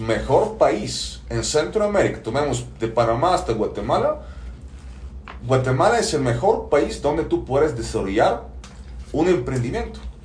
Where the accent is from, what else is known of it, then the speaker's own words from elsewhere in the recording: Bulgaria; moved away; de origen soy búlgaro, nací en Bulgaria hace 42 años